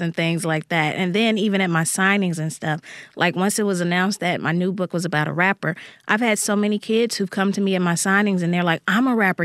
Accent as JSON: {"language": "English", "town": "Jackson", "region": "Mississippi", "country": "United States", "tie": "born or raised there", "said": "the neighborhood where I grew up here in Jackson, Mississippi."}